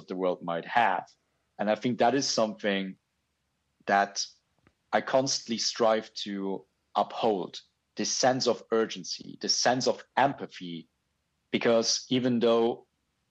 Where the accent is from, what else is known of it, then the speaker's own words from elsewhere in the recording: Luxembourg; now in Japan; I grew up in Luxembourg. I now live in Japan